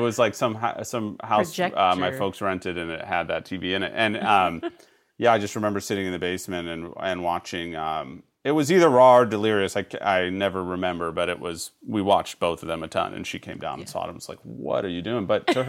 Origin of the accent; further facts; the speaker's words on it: San Francisco, California, United States; also born or lived in Chicago / New York; I grew up in San Francisco for the first 8 years, and then Chicago, and then lived in New York and here.